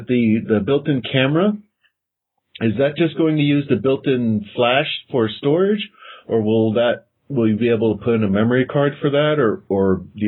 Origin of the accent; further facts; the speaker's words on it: San Diego, California, United States; moved away; I'm from San Diego.